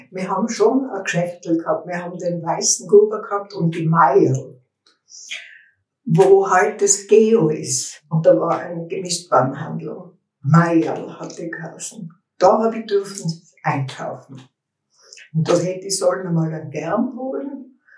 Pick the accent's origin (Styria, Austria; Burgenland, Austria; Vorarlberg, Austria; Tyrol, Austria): Tyrol, Austria; Innsbruck; bin am 4.7.1936 in Innsbruck geboren. Aufgewachsen in der Müllerstraße 24. Es war die Wohnung meiner Großmutter.